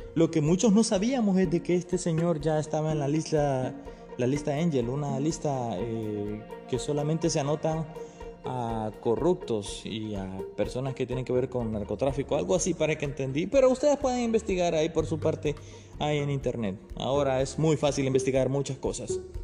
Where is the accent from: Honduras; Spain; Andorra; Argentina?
Honduras; mi país, Honduras.